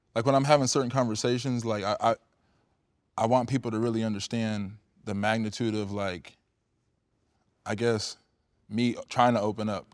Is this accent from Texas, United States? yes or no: no; Cedar Rapids, Iowa, United States; moved away as an adult; also born or lived in California; I'm a kid from the Midwest, from Iowa. You know what I mean? Like, Cedar Rapids